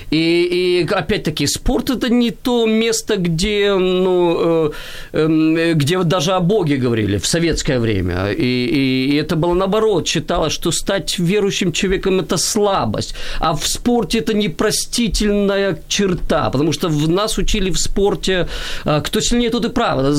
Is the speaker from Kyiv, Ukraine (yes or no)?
yes; Kyiv, Ukraine; я киевлянин э, урожденный, и, и и интересно, мое ведь все детство и юношество, оно прошло в спорте.